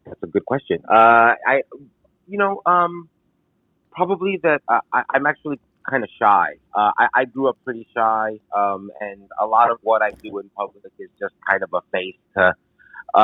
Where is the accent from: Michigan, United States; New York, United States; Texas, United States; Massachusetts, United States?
New York, United States; New York City; moved away as an adult; also born or lived in Los Angeles; now in Chicago, United States; I grew up in the Bronx, New York